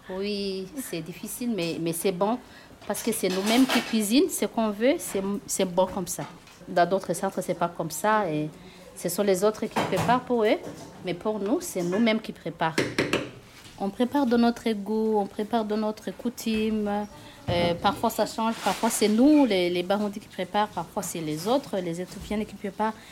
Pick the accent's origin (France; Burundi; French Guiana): Burundi; moved away; chez nous, au Burundi